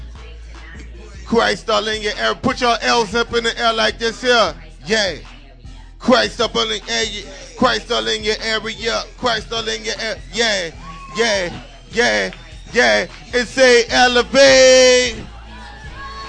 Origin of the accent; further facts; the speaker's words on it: New Orleans, Louisiana, United States; I came all the way from New Orleans, and one of the things we say in New Orleans, we say wine